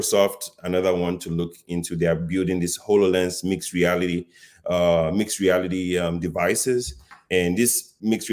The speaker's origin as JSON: {"language": "English", "country": "Nigeria", "tie": "born or raised there", "moved": "yes", "said": "I grew up in Africa, you know, in Nigeria, to be specific"}